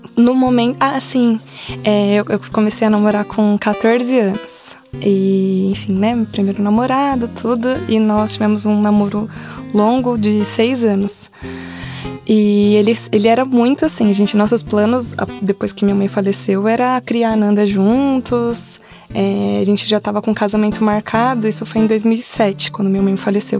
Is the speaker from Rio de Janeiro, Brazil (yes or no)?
no; ABC Paulista, São Paulo, Brazil; meus pais sempre tiveram um negócio próprio, uma banca de jornal em São Paulo. Nós somos do ABC